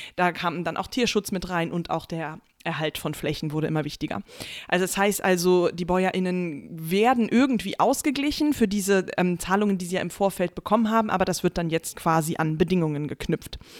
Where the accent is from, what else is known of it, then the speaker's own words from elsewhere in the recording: Germany; bei uns in Deutschland